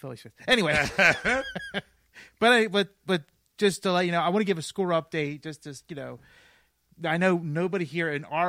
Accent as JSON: {"language": "English", "town": "Philadelphia", "region": "Pennsylvania", "country": "United States", "said": "We're from Philadelphia."}